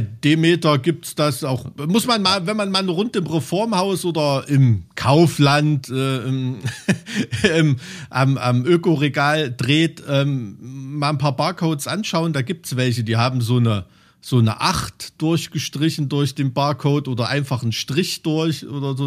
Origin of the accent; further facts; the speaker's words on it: East Germany, Germany; in irgendeinem Plattenbau im Keller wie bei uns im Osten